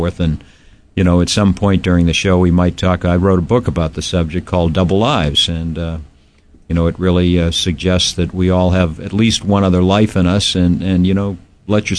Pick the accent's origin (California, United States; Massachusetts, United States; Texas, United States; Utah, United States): Massachusetts, United States; Boston; moved away as an adult; also born or lived in Virginia / New York; now in Hawaii, United States; I was born and raised in the great city of Boston, and grew up in New England.